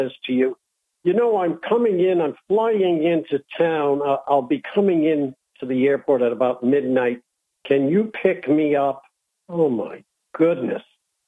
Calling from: Peoria, Illinois, United States; calling from Peoria, Illinois.

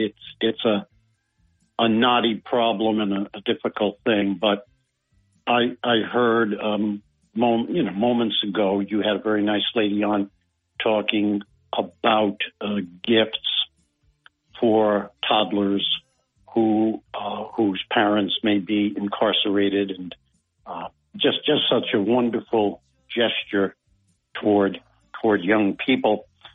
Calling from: Binghamton, New York, United States; from Binghamton calling.

